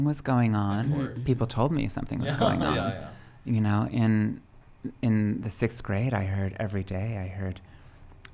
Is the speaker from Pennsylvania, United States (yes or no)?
yes; Pennsylvania, United States; moved away; also born or lived in Dallas, Texas / New York; I grew up in a tiny little village in southern central Pennsylvania.